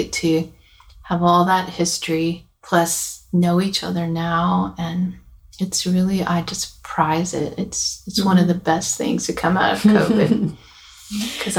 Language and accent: English; Yuba City, California, United States; moved away as an adult; now in Nashville, United States; these are women who I grew up with in California, in our little hometown of Yuba City in Northern California.